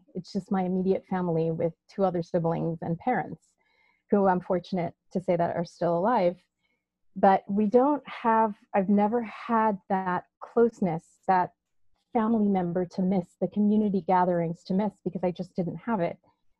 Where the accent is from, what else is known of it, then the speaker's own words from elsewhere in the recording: Trinidad & Tobago; In Trinidad.